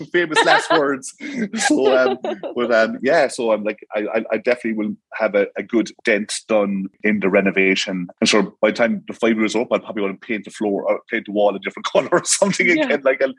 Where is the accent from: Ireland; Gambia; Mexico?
Ireland; Munster; And it's mad. I'm from Tipperary. So like Savvy Kitchens, they're from Tipperary. Soul Energy Solutions, they're from Tipperary. I brought them down from Tip to Cork to get these things done.